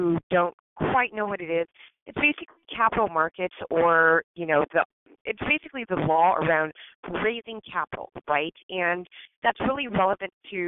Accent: Hacienda Heights, California, United States; I actually grew up in Southern California in a little tiny suburb called Hacienda Heights

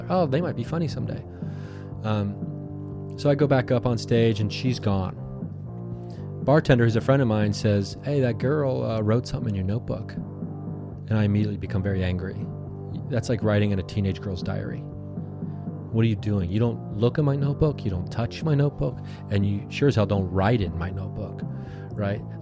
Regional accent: Ohio, United States; now in Los Angeles, United States; When I was younger, I moved to Los Angeles from Ohio back and forth a bunch of times.

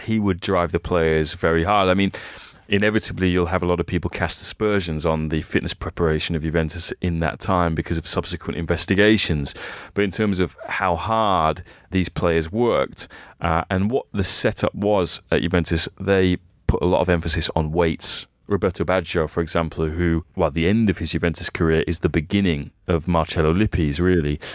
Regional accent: England, United Kingdom; as a kid, kind of growing up in England at the time

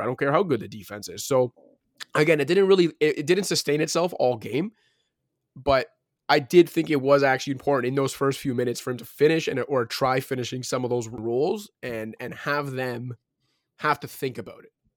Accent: Toronto, Ontario, Canada; Currently in Scarborough, though, shout out Scarborough, my hometown

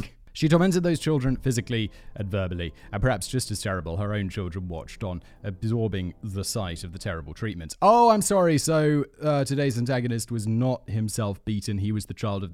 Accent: United Kingdom; I'm British. My country's done plenty of, you know, messed up stuff

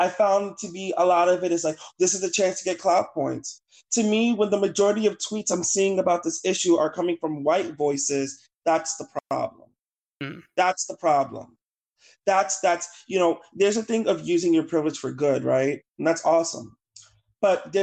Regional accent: New York City, New York, United States; moved away; I'm from the South Bronx. I'm from Claremont Village in Morrisania. I lived on Washington Avenue by Webster Avenue in the Bronx, and I lived with my grandparents growing up

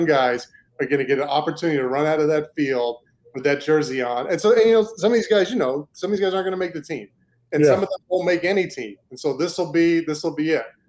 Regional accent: New York, United States; moved away; also born or lived in Maine; I'm originally from New York. My family's from New York. We grew up Jets fans

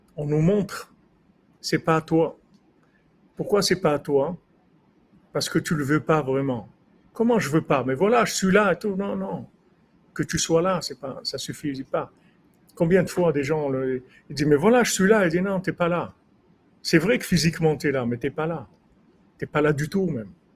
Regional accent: Rabat, Rabat-Salé-Kénitra, Morocco; moved away; Quand j'étais jeune au Maroc, à Rabat

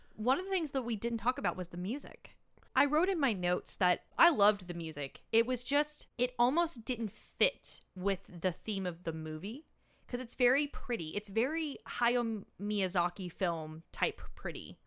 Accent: United States; I'm American

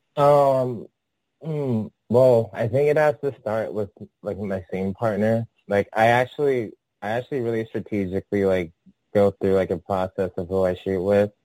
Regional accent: San Francisco, California, United States; also born or lived in Atlanta, Georgia; I'm from San Francisco. Um, I was actually born I was actually born in in Atlanta, Georgia, and I moved to San Francisco when I was like still a toddler, like three or four

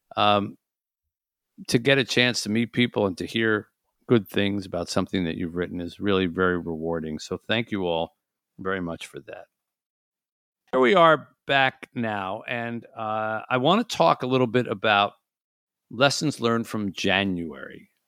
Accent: Detroit, Michigan, United States; my hometown of Detroit was lit up with football

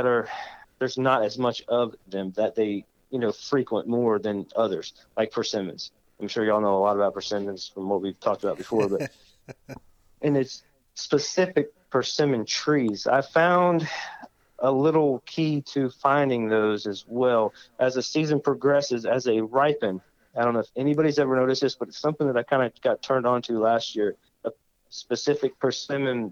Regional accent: Umatilla, Florida, United States; I am from Central Florida. Hail from a little town called Umatilla, Florida, which is about as central as it gets. I kind of grew up hunting

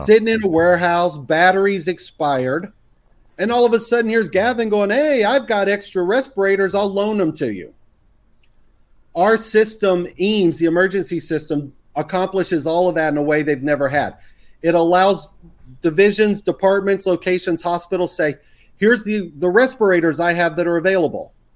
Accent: the South, Texas, United States; accent: Texas; which I grew up in the South. I can throw my Texas accent on if I had to.

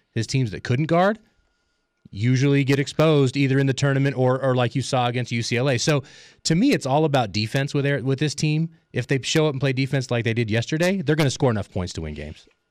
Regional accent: Southern Arizona, United States; I grew up in Southern Arizona

